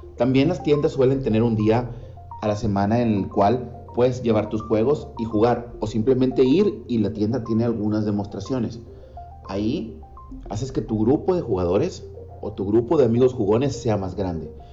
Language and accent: Spanish; Mexico; also born or lived in Monterrey, Nuevo León, Mexico; del mío, México